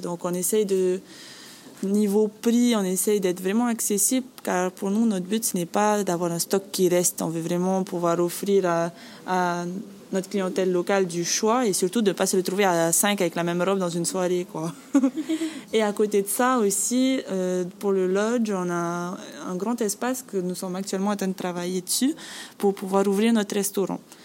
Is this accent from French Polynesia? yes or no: yes; Bora Bora, Leeward Islands, French Polynesia; moved away; Je suis originaire de Bora Bora et je travaille ici